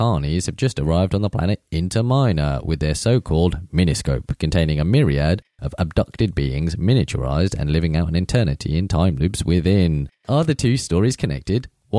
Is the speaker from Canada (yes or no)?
no; India; as an Indian man